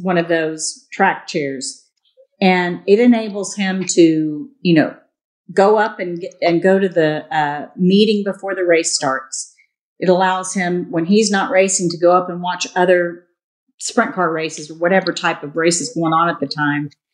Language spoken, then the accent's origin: English; Harlingen, Texas, United States; I grew up down in South Texas um, in Harlingen, right by the border